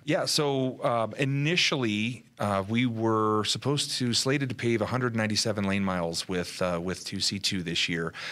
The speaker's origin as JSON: {"language": "English", "region": "Southern California", "country": "United States", "moved": "yes", "said": "we're originally from Southern California"}